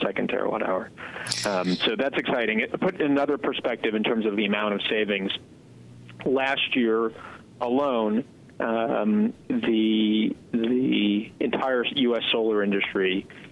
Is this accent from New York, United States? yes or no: yes; New York, United States; I grew up in New York